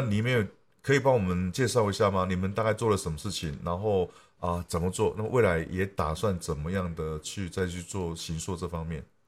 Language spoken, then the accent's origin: Chinese; Taitung County, Taiwan; 我是台东人